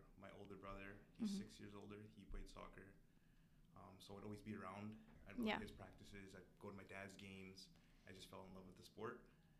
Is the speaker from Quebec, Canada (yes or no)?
no; Delta, British Columbia, Canada; I'm from North Delta.